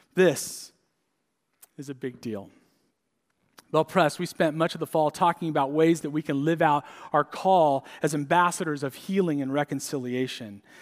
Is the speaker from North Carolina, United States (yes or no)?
no; San Diego, California, United States; moved away; I grew up in San Diego